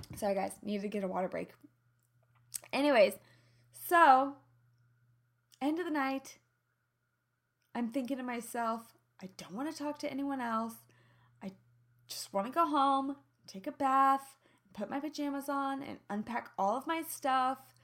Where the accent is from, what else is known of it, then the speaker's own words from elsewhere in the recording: Midwest, United States; accent: twang; now in Los Angeles, United States; I'm from the Midwest. I have an innocence to my twang